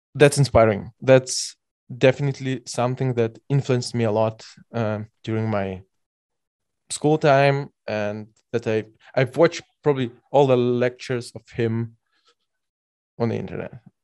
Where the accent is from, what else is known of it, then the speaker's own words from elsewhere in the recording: Belarus; now in Germany; I'm by birth from Belarus